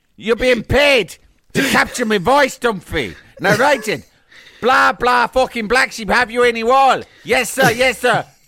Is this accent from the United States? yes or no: no; Cork, Munster, Ireland; I'm from Cork.